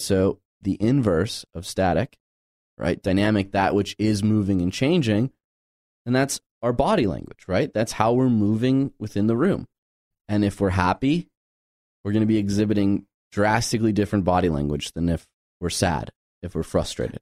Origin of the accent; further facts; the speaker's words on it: Midwest, United States; growing up in the Midwest